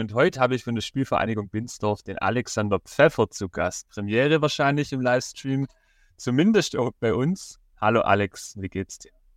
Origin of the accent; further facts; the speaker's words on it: Rottenburg im Neckartal, Baden-Württemberg, Germany; Ich komme ja aus Roderburg im Neckartal